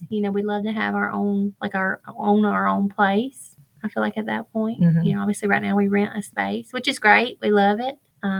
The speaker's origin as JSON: {"language": "English", "town": "Hartwell", "region": "Georgia", "country": "United States", "tie": "born or raised there", "said": "I'm actually born and raised in Hartwell as well."}